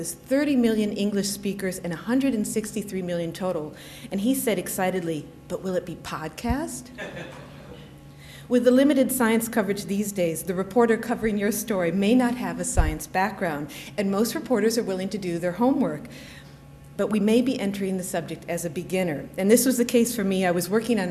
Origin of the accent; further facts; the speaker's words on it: United States; now in United Kingdom; I am an American, and I'm based here, so if you're wondering why there's no accent, that's the reason.